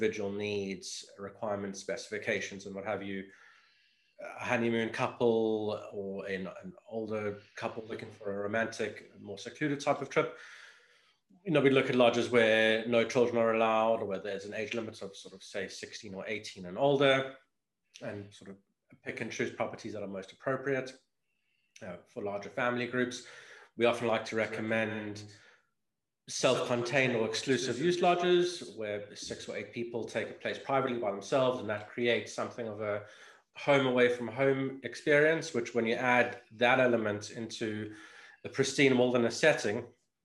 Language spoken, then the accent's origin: English; Cape Town, Western Cape, South Africa; my hometown